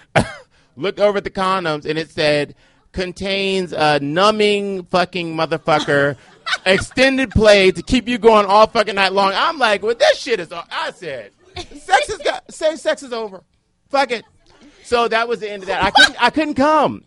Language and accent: English; Cleveland, Ohio, United States; now in Washington, D.C., United States; I'm a black gay man from Cleveland